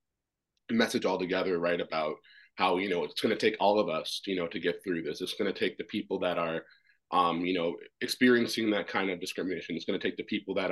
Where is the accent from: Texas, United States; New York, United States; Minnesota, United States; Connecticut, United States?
Minnesota, United States; also born or lived in Washington, D.C., United States; I was adopted from Washington, D.C., and then to Minnesota, and then started skating when I was 3 years old